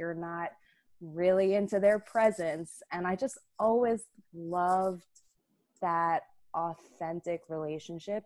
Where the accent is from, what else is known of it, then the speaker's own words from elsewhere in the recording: Tenafly, New Jersey, United States; moved away as an adult; also born or lived in Rhode Island; now in New York City, United States; we grew up in Tenafly, New Jersey, cute little town, in Bergen County